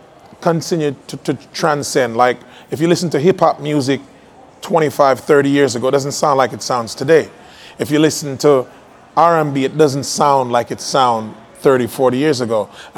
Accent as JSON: {"language": "English", "town": "Springfield", "region": "Massachusetts", "country": "United States", "tie": "born or raised there", "said": "growing up in Springfield, Massachusetts."}